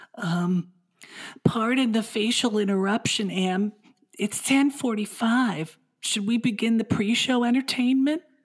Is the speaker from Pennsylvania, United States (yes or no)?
yes; Philadelphia, Pennsylvania, United States; a radio station in Philadelphia, my hometown